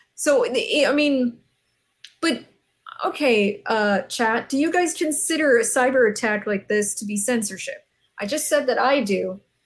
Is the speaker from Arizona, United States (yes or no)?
yes; Arizona, United States; I'm from the Southwest. I've lived in Arizona almost my entire yeah. life. I grew up here.